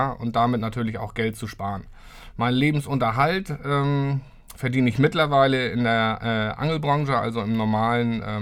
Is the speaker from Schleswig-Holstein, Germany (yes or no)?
yes; Lübeck, Schleswig-Holstein, Germany; Ich bin gebürtiger Lübecker, richtig. Bin auch in Lübeck aufgewachsen. Ähm, ja, für mich eine Stadt, die ich eigentlich niemals verlassen wollte.